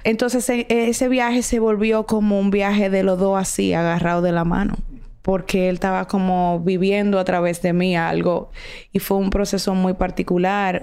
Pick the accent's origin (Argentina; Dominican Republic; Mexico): Dominican Republic; quiénes somos realmente los dominicanos, cuál es nuestra identidad